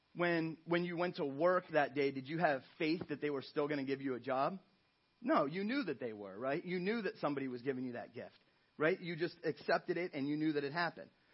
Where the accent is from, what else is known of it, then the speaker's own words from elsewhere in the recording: Ohio, United States; moved away as an adult; I'm from Ohio, from the Midwest.